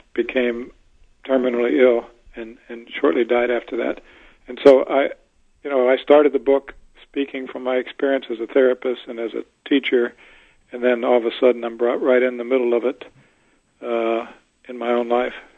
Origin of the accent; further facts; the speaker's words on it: Pittsburgh, Pennsylvania, United States; moved away; also born or lived in Tallahassee, Florida; I'm I'm from Pittsburgh originally.